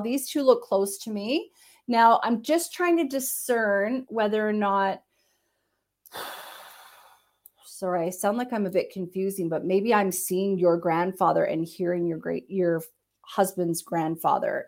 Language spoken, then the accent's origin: English; Canada; I'm Canadian